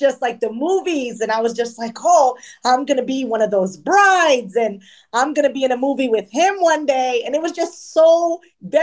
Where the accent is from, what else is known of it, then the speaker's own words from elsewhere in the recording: New Jersey, United States; I was born and raised in New Jersey